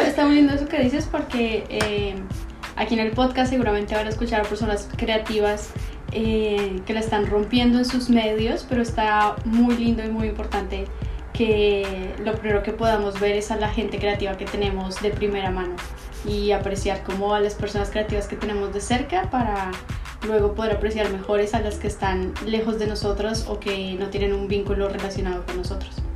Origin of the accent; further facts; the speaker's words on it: Bogotá, Colombia; moved away as an adult; also born or lived in Santiago, Chile; now in Guadalajara, Mexico; soy de Bogotá, Colombia